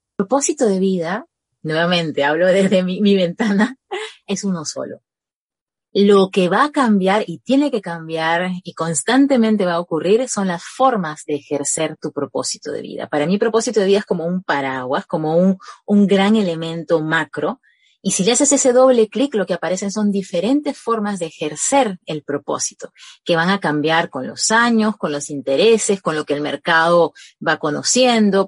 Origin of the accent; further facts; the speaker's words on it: Peru; Yo soy, yo soy peruana